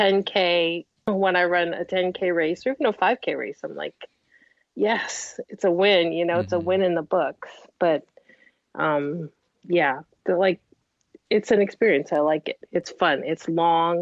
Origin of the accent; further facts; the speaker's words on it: Montreal, Quebec, Canada; growing up in Montreal